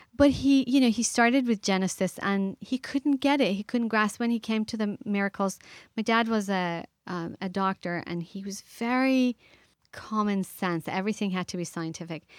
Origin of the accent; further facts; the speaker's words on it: Iran; moved away; I grew up in the Middle East, I grew up in Iran